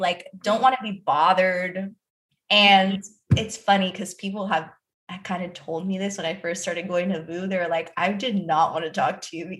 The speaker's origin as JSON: {"language": "English", "area": "Miami, Broward", "region": "Florida", "country": "United States", "tie": "born or raised there", "said": "I grew up in Miami, like, well, Broward"}